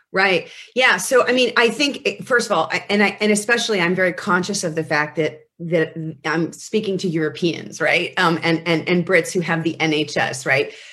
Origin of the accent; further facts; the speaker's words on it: United States; as an American